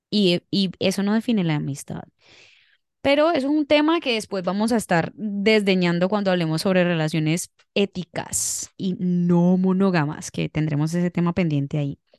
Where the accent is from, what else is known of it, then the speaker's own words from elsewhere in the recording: Cali, Valle del Cauca, Colombia; sí soy, sí soy.